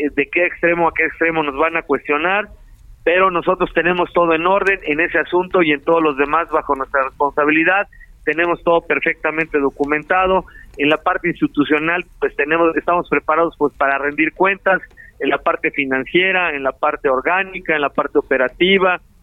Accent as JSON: {"language": "Spanish", "region": "Morelos", "country": "Mexico", "tie": "born or raised there", "said": "yo soy de aquí de Morelos, aquí nací, aquí he vivido"}